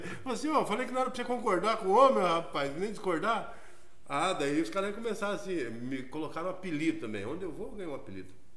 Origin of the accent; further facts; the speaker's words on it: Curitiba, Paraná, Brazil; Saí do Fazendinha e a pé no Gabriela Mistral, escola onde eu estudei de quinta a oitava série